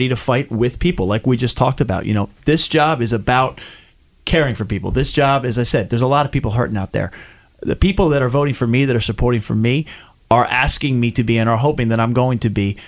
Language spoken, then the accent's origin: English; Chester County, Pennsylvania, United States; I grew up in Chester County, kind of just outside of the district